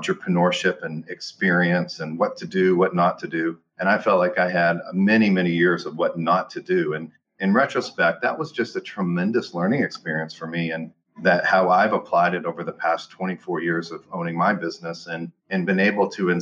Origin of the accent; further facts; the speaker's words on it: Western Pennsylvania, United States; moved away as an adult; also born or lived in Fort Worth, Texas / Dallas, Texas; now in Texas, United States; I grew up in Western Pennsylvania